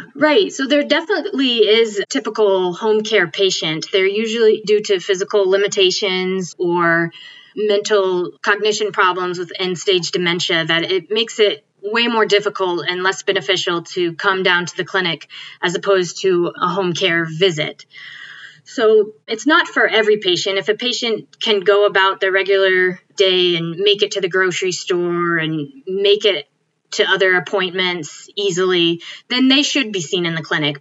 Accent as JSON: {"language": "English", "region": "Connecticut", "country": "United States", "tie": "born or raised there", "also_born_or_lived": "Binghamton, New York", "moved": "as an adult", "lives_now": "Illinois, United States", "said": "I grew up in Connecticut"}